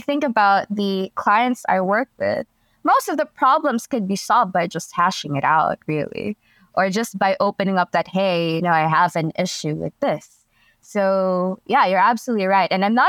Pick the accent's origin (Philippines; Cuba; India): Philippines; So again, a little bit of background is I come from the Philippines, and the culture here, even if it has changed considerably, it's still very conservative.